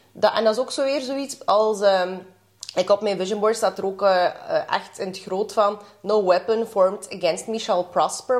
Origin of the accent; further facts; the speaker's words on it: Kyrgyzstan; now in Belgium; ik ben van Kyrgyzstan